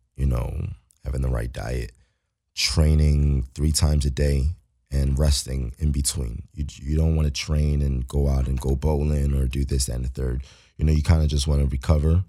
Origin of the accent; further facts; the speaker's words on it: Philadelphia, Pennsylvania, United States; moved away as an adult; now in Los Angeles, United States; I'm from Philly, so I'm a city dude.